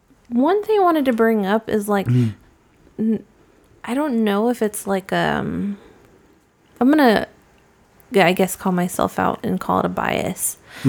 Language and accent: English; United States; like I'm American.